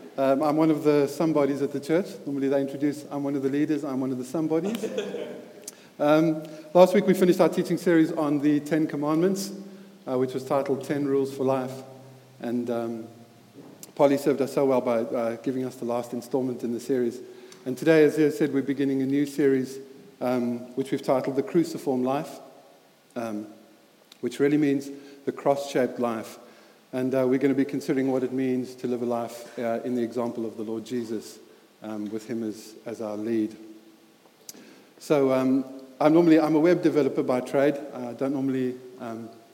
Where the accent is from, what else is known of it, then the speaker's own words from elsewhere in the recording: Highveld, South Africa; moved away; as you can hear from my accent, I grew up in South Africa